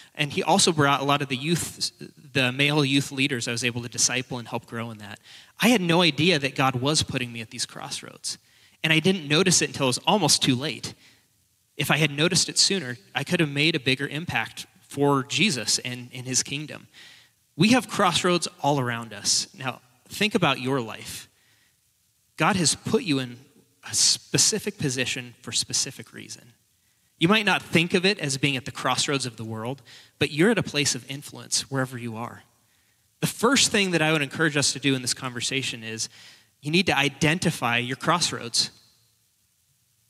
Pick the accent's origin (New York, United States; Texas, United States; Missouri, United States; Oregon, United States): Oregon, United States; Portland; moved away as an adult; now in Spokane, United States; I'm not a local. I am now, but I was from Portland originally, but my wife and I moved up here